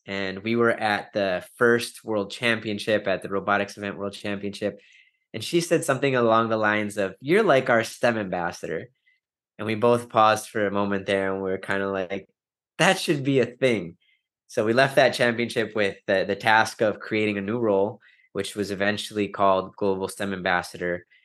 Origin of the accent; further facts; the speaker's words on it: Wisconsin, United States; I'm from Wisconsin, I'm a Green Bay Packers fan